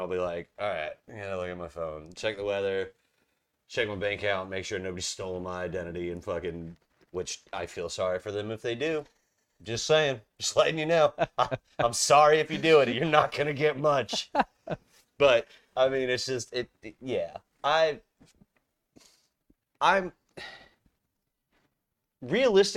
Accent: Charleston, South Carolina, United States; now in Wilmington area, North Carolina, United States; I grew up in Charleston, South Carolina.

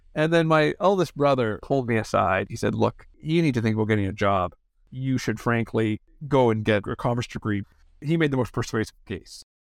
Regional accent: Hamilton, Ontario, Canada; moved away as an adult; also born or lived in Ottawa / Boston; a kid growing up in Hamilton, Ontario

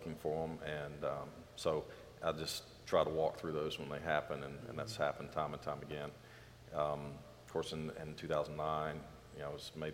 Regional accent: Maury County, Tennessee, United States; I grew up in Maury County, just south of here, and in a rural setting

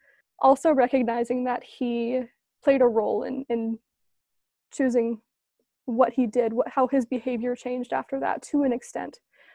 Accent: East Coast, United States; now in Orem, United States; I'm a grad student in Orem, Utah. I grew up on the East Coast from a military family of seven.

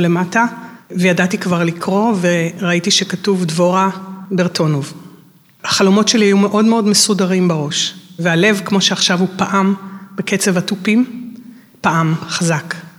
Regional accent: Tel Aviv, Tel Aviv District, Israel; אנחנו תל אביבים, אבל זה תמיד היה, מרמת החייל, זה היה לנסוע לתל אביב

